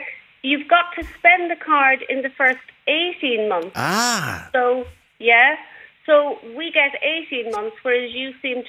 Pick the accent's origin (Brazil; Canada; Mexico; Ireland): Ireland; Oldcastle, Leinster; now in Southport, United Kingdom; I'm in Southport, but I'm actually from Old Castle in County Meath.